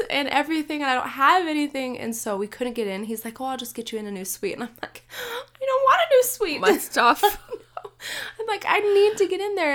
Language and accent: English; Utah, United States; I'm from Utah, it's dry here. It is very dry here